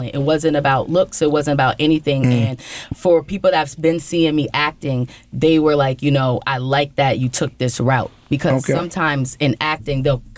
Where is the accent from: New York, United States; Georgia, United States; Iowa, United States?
New York, United States; Albany; I'm from Albany, New York